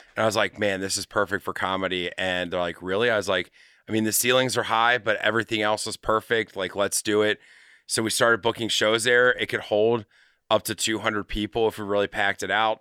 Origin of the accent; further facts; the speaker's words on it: Madeira, Ohio, United States; also born or lived in California / Utah / St. Louis, Missouri; grew up in Madeira